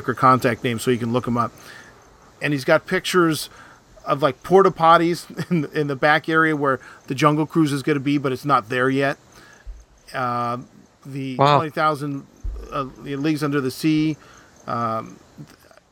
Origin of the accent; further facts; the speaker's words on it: United States; I'm an American